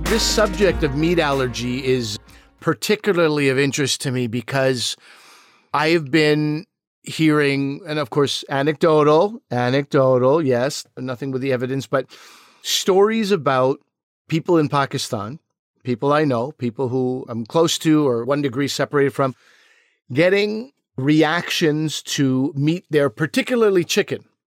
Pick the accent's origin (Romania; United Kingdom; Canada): Canada; Quebec; growing up in Quebec, it was a lot of, like, Anglo versus Francophone